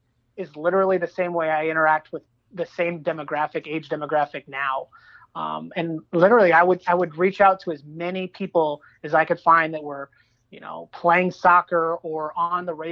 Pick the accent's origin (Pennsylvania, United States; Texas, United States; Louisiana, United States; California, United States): California, United States; Southern; also born or lived in East Coast; I grew up in Southern California